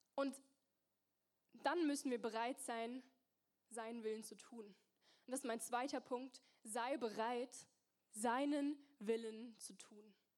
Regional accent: near Mannheim, Baden-Württemberg, Germany; moved away as an adult; also born or lived in Zürich; now in Singen, Germany; ich komm aus der Nähe von Mannheim.

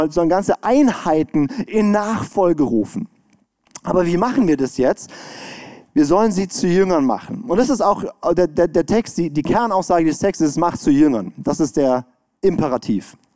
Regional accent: Baden-Württemberg, Germany; ich komme aus dem Schwarzwald, da ist gute Luft.

